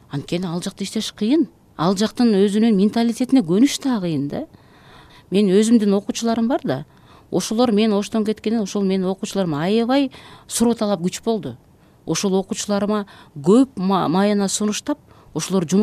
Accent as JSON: {"language": "Kyrgyz", "town": "Uch-Korgon", "region": "Jalal-Abad Region", "country": "Kyrgyzstan", "tie": "born or raised there", "said": "мен жалал абад областынын аксы районунан болом уч коргон деген э, совет учурунда чоң ушул пахта талаалары чоң айыл болгон э, балалыгым ошол жакта өттү"}